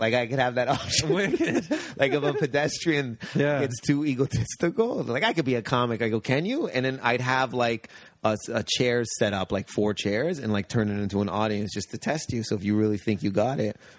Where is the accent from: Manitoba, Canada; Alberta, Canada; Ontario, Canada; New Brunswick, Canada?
Ontario, Canada; Windsor; I grew up near Detroit.